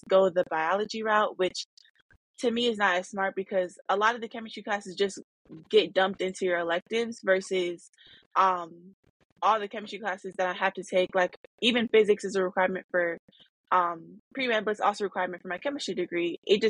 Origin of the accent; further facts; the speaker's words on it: Arizona, United States; now in Detroit, United States; I'm a black woman, and growing up in Arizona and being in a black city now in Detroit, Michigan